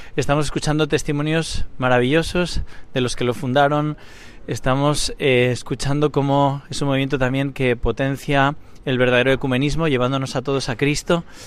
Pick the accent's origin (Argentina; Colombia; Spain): Spain; como nosotros españoles